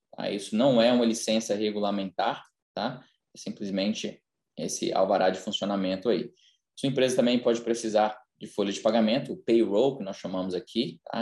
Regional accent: Brazil; now in United States; nasci no Brasil, mas já moro aqui nos Estados Unidos há mais de 20 anos

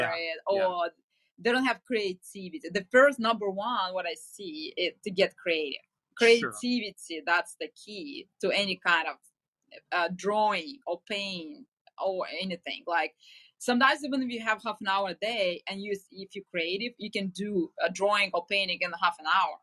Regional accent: Ukraine; moved away; I'm from Ukraine originally

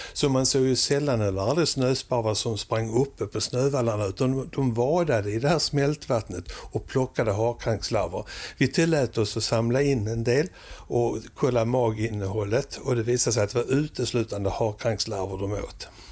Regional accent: Sweden; moved away as an adult; also born or lived in Oslo, Norway; vi svenskar

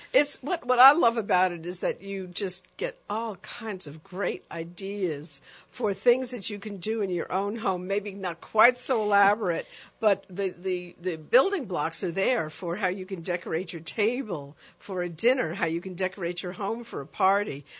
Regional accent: New York, United States; a young um, uh, girl growing up in New York

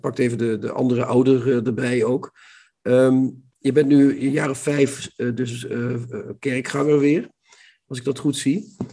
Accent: Limburg, Netherlands; Limburg, waar het katholicisme toch redelijk alomtegenwoordig was

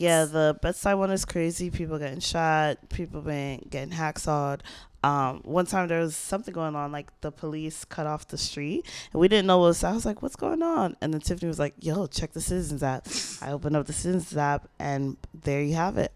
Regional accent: New York City, New York, United States; I am from Queens

